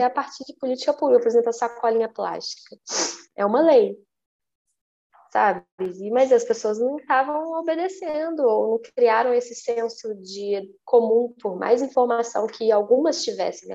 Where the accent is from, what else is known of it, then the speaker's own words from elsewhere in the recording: Minas Gerais, Brazil; Eu sou mineira